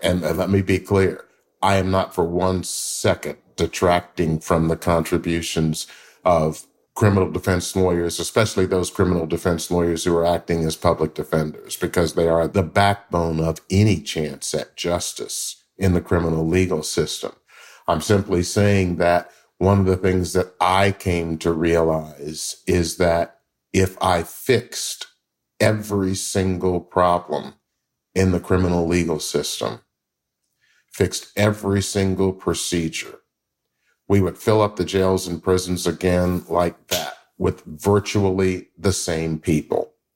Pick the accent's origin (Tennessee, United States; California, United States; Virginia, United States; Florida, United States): Tennessee, United States; Memphis; I grew up in Memphis, Tennessee